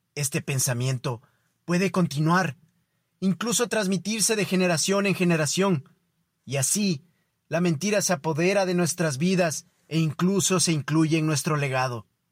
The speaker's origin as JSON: {"language": "Spanish", "country": "Ecuador", "said": "para nosotros como ecuatorianos"}